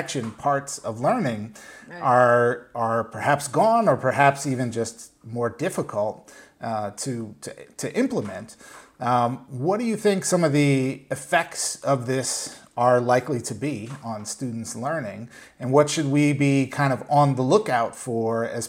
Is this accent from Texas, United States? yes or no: no; Minneapolis, Minnesota, United States; my hometown of Minneapolis